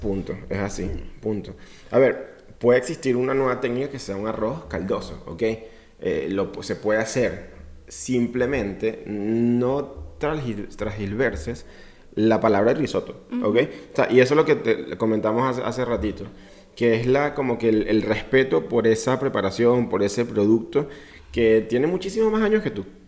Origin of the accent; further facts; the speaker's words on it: Venezuela; Soy latinoamericano, orgulloso venezolano